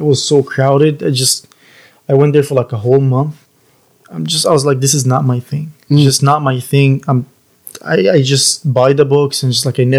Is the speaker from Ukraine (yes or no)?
no; Egypt; English is a second language; also born or lived in Queens, New York / Florida; now in United States; From Egypt. I'm Egyptian.